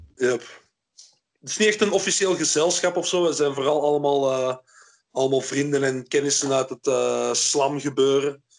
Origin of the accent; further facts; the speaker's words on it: Flanders, Belgium; also born or lived in Antwerp; toen ik opgroeide was, was België nog een belastingparadijs voor Hollanders. Dus eh, hier in Torp, vlak over de grens